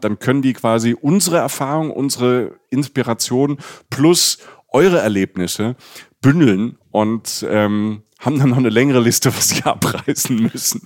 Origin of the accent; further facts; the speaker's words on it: Rhineland-Palatinate, Germany; also born or lived in Cologne; ich bin aus der Pfalz